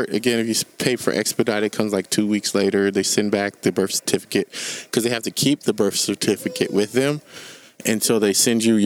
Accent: Sacramento, California, United States; we're from Sacramento

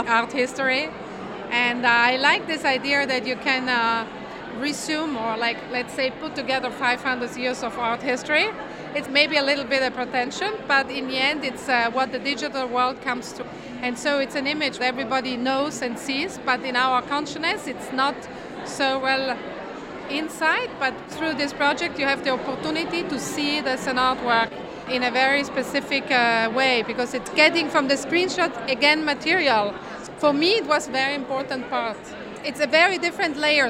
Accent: Merano, Trentino-Alto Adige, Italy; in Merano, in my hometown, the connection is not so good

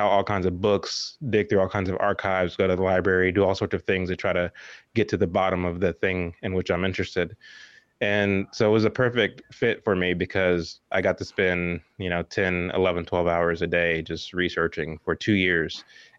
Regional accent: Dallas, Texas, United States; But yeah, so I grew up here in Texas, near Dallas, Texas.

